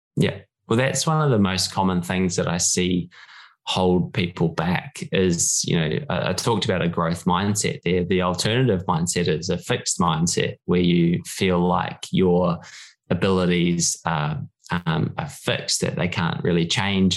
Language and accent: English; New Zealand; moved away as an adult; now in Sutherland Shire, Australia; born and bred in New Zealand. Um, it was uh, did all my schooling there, and then um, cricket brought me to Australia eventually when I was in my early twenties.